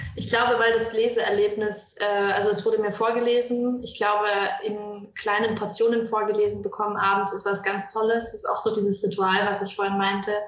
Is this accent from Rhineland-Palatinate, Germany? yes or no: no; Franconia, Bavaria, Germany; ich komme aus Franken und ähm, bin hier zur Schule gegangen, bin hier aufgewachsen